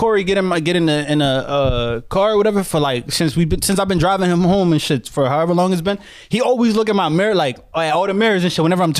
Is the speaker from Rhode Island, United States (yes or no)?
no; New Jersey, United States; I'm from North Jersey, bro. It's a different world.